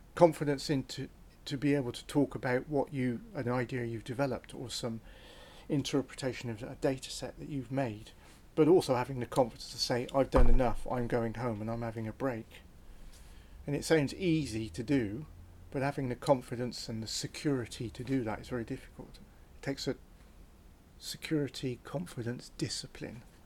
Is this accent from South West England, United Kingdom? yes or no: yes; Cotswold Escarpment, near Tortworth, South West England, United Kingdom; I was born on the Cotswold Escarpment, on the east side of the River Severn